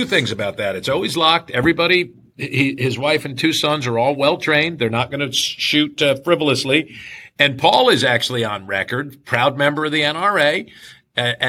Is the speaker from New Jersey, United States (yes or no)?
yes; New Jersey, United States; moved away as an adult; now in Kentucky, United States; growing up in New Jersey